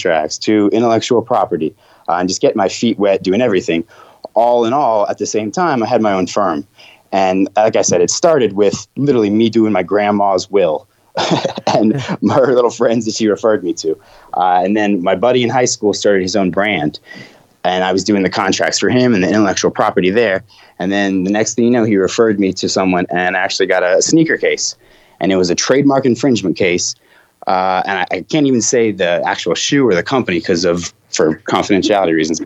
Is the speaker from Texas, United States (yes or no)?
no; Blacksburg, Virginia, United States; also born or lived in New York; I grew up in Blacksburg after New York